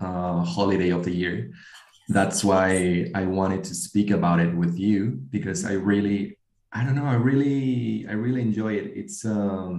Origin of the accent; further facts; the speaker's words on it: Mexico; now in Spain; I grew up in Mexico with a Mexican family.